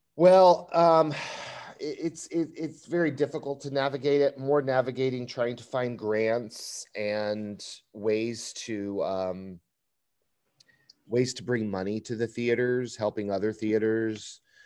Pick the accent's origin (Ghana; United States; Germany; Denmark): United States; Chicago suburbs in Northwest Indiana; moved away as an adult; now in Los Angeles, United States; I'm originally from Chicago, um, the suburbs in Northwest Indiana